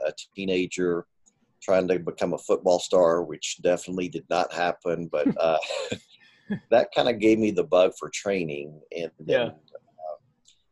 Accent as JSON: {"language": "English", "town": "Pinson", "region": "Alabama", "country": "United States", "tie": "born or raised there", "also_born_or_lived": "Philippines", "moved": "as an adult", "lives_now": "El Paso, United States", "said": "I grew up in Alabama. I grew up in a town called Pinson, Alabama, about 20 miles northeast of Birmingham"}